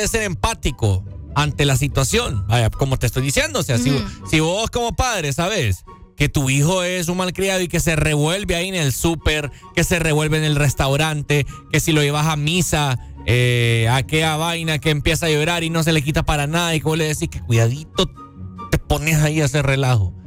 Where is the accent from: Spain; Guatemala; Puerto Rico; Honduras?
Honduras; nosotros como hondureños